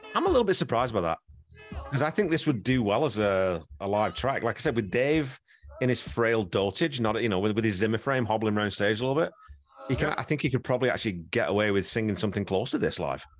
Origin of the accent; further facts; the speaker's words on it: England, United Kingdom; moved away; I grew up in England